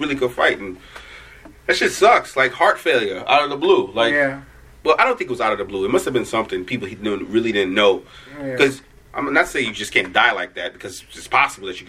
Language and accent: English; New York City, New York, United States; I'm from Brooklyn